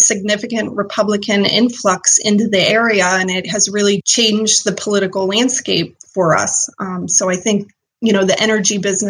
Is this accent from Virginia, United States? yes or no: no; Irwin, Pennsylvania, United States; moved away as an adult; also born or lived in Edinboro, Pennsylvania / Cincinnati, Ohio; now in Washington County, United States; I'm born and raised in Westmoreland County, actually, and moved around a little bit